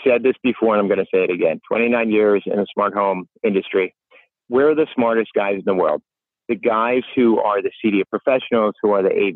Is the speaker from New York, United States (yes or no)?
yes; New York, United States; I'm a New Yorker